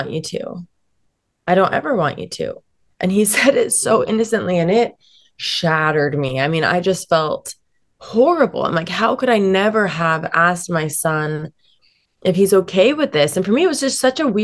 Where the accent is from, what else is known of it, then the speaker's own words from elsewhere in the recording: Salt Lake City, Utah, United States; I'm born and raised in Salt Lake City, Utah. And, it's home